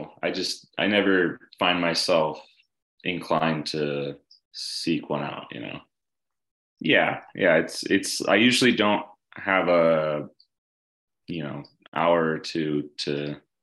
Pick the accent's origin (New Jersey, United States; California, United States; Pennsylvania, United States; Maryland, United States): California, United States; Bay Area; also born or lived in East Bay / San Mateo; I grew up in the East Bay mostly, but when my family moved to the Bay Area when I was seven, we moved to San Mateo, which is on the peninsula closer to San Francisco.